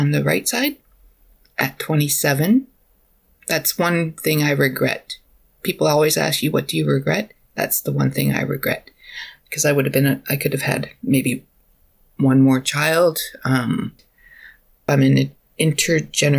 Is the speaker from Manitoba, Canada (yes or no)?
no; Alberta, Canada; moved away as an adult; now in British Columbia, Canada; I'm from Alberta originally